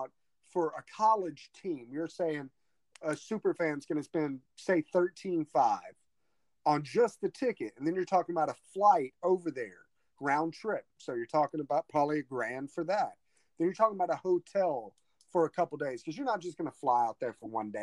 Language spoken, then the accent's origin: English; Lumberton, Mississippi, United States; my hometown, Lumberton, Mississippi